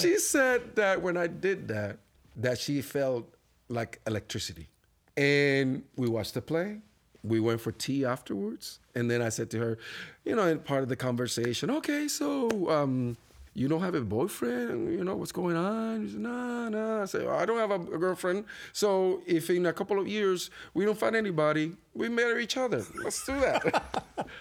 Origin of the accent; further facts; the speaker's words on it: Puerto Rico; accent: Spanish accent; English is a second language; moved away as an adult; now in Buffalo, United States; as a Puerto Rican, as a Latino man